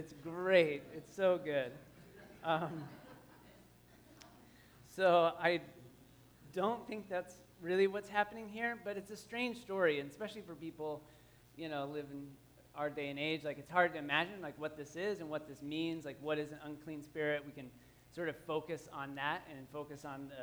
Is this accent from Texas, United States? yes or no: yes; Waco, Texas, United States; I grew up in Waco, Texas